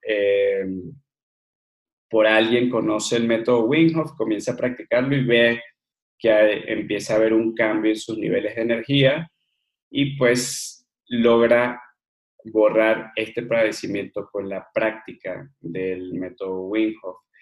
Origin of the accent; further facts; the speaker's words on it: Margarita Island, Nueva Esparta, Venezuela; moved away as an adult; also born or lived in Caracas, Venezuela / Mérida, Venezuela / Colombia; now in Mexico; me crecí en una isla en Venezuela que se llama Margarita